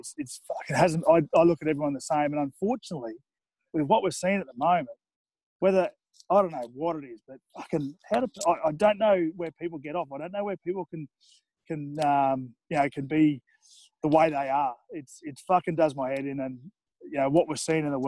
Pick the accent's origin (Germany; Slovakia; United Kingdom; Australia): Australia; Toowoomba, Queensland; now in Gold Coast, Australia; I grew up in Toowoomba, there's a heavily Indigenous population